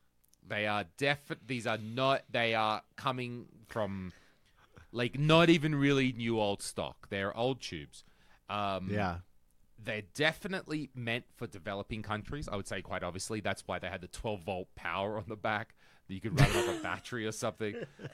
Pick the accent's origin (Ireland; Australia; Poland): Australia; and sells CRTs in Australia. And another thing to remember about the CRT market in Australia, in my home country, even though I don't live there, is it's really tough. We are an isolated rock at the end of the world.